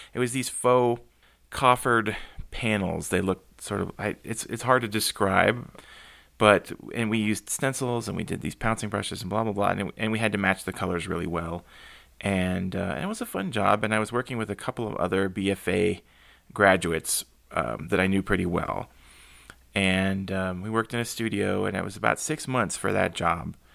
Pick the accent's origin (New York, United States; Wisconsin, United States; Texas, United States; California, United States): Texas, United States; San Antonio; moved away as an adult; also born or lived in Bozeman, Montana; South Texas, where it had snowed once in my lifetime in San Antonio